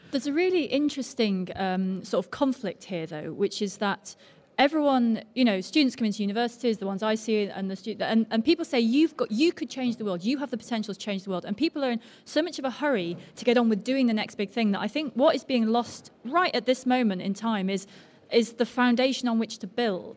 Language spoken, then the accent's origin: English; Altrincham, North West England, United Kingdom; now in London, United Kingdom; I came from near here, actually. I was brought up in Altrincham, but I'm now in London